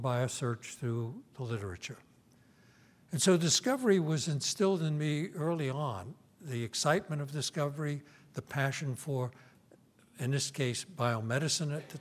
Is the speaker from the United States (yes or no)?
yes; New York City, New York, United States; now in Stanford, United States; I was born and schooled in New York, in Brooklyn exactly